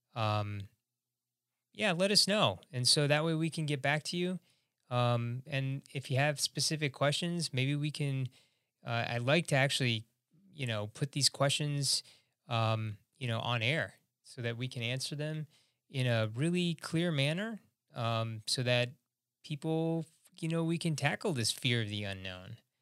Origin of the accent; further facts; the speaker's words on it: Chicago, Illinois, United States; I'm from Chicago, Illinois